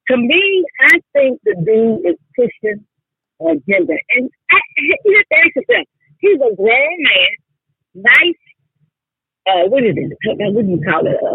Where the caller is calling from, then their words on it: Charlotte, North Carolina, United States; I'm calling from Charlotte, North Carolina.